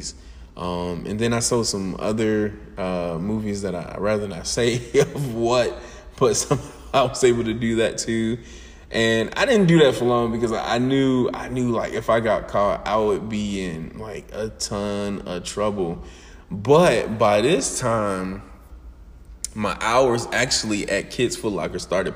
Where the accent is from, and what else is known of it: Atlanta, Georgia, United States; moved away as an adult